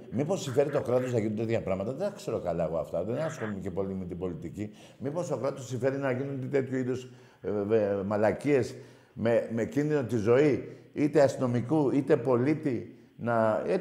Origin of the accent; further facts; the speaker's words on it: Greece; Εύχομαι σαν Έλληνας είναι κρίμα για την αγάπη των ομάδων μας να χάνουμε τη ζωή μας.